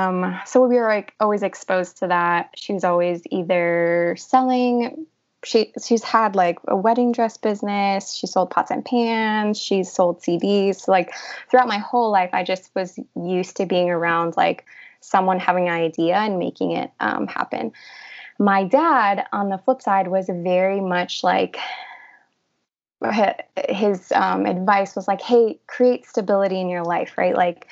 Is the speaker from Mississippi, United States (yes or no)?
no; Illinois, United States; also born or lived in Peru; Yeah. So I was born in Peru. My parents came to the United States in Illinois when I was 5 years old. So I was there for the first 5 years of my life.